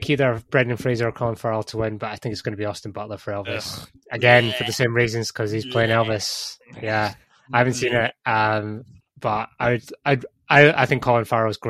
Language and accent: English; United Kingdom; we're British